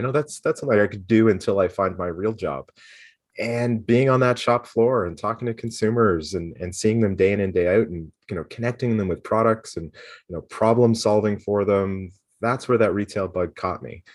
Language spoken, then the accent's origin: English; Toronto, Ontario, Canada; also born or lived in Guelph; I grew up, uh, born and raised, uh, just outside of Toronto, um, in Scarborough